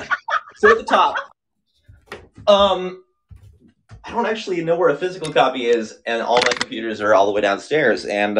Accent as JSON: {"language": "English", "region": "Missouri", "country": "United States", "said": "I'm from Missouri."}